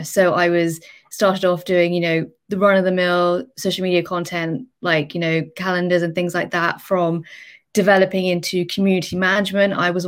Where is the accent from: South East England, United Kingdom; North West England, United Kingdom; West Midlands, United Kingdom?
West Midlands, United Kingdom; Birmingham; also born or lived in London; I'm originally from the Midlands, so I came back to Birmingham